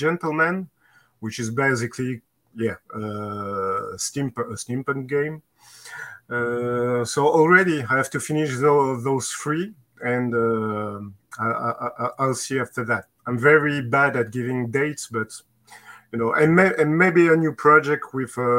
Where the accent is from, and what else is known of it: France; accent: Maurice Chevalier (French); English is a second language